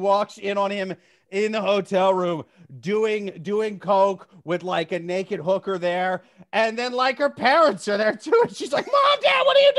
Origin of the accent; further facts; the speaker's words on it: Midwest, United States; I'm from the Midwest